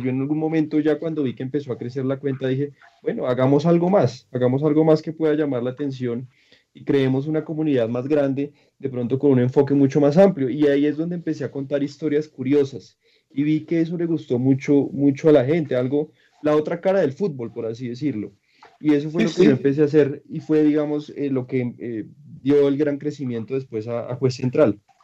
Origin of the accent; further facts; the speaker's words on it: Colombia; yo soy de Colombia